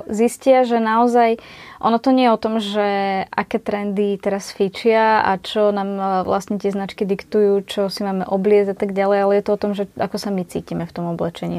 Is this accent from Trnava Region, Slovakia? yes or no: no; Kysuce, Žilina Region, Slovakia; u nás na Kisúciach